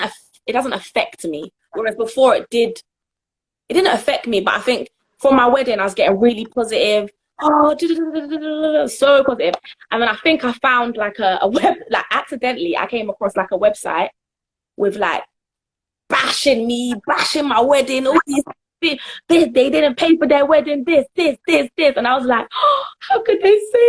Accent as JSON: {"language": "English", "country": "Jamaica", "tie": "born or raised there", "said": "I'm Jamaican, as I was born in Jamaica"}